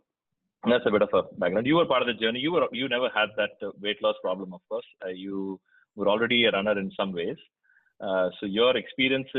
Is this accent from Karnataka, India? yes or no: no; Mumbai, Maharashtra, India; moved away as an adult; also born or lived in Kerala; now in United States; I from India. I live in the US, of course, now, but I was born in Kerala, lived most of my life in Mumbai